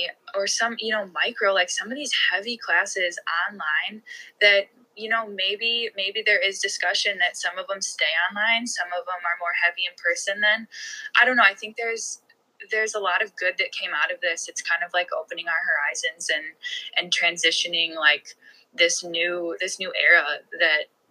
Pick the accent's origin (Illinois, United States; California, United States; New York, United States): Illinois, United States; Chicago; I'm from the Chicago area.